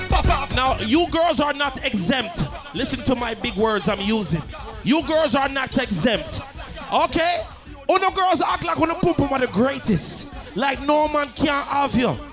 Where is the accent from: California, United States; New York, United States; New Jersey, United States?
New York, United States; New York City; I'm from Brooklyn.